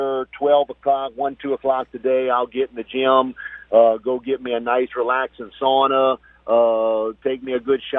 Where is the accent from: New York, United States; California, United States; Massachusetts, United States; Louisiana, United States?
Louisiana, United States; Morgan City; I'm in my hometown